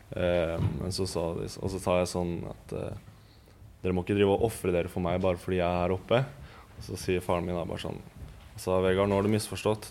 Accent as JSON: {"language": "Norwegian", "region": "Eastern Norway", "country": "Norway", "moved": "as an adult", "said": "som østlending"}